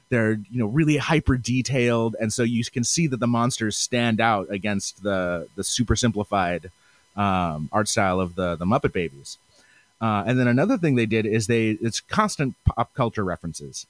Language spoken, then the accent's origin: English; Seattle, Washington, United States; I'm from the Pacific Northwest. I'm Seattle specifically